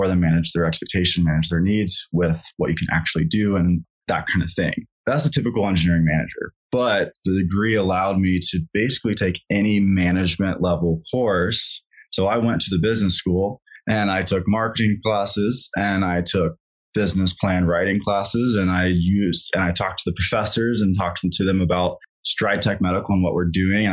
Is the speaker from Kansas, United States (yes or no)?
yes; Kansas, United States; moved away as an adult; now in Colorado, United States; I grew up in Kansas